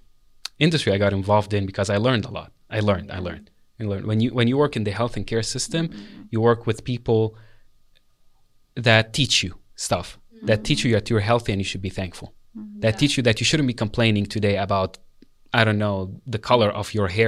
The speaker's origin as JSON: {"language": "English", "country": "Lebanon", "moved": "yes", "said": "Our asset was our language in this place, you know, which I never thought when I came from Lebanon that me speaking Arabic, French, and English was a thing."}